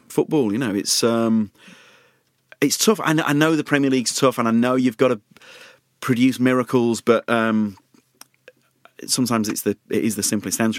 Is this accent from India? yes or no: no; Leeds, Yorkshire and the Humber, United Kingdom; I'm from Leeds